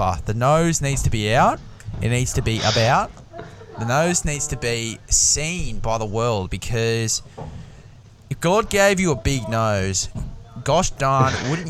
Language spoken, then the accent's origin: English; Australia; As an Aussie man